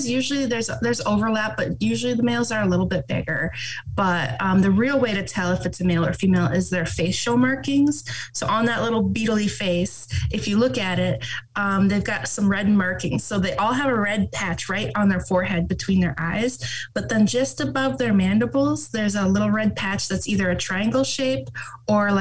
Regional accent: Ohio, United States; moved away as an adult; also born or lived in Nevada; now in Nebraska, United States; I am from Ohio originally

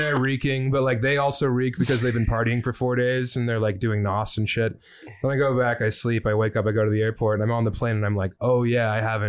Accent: Colorado, United States; growing up, I grew up at like 6,500 feet, so shorts were just like a part of the situation growing up in Colorado.

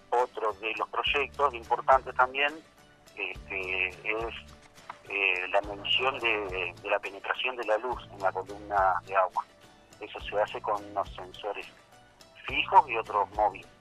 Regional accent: Gualeguay, Entre Ríos, Argentina; soy de Gualeguay, Entre Ríos, de aquella zona de la Argentina

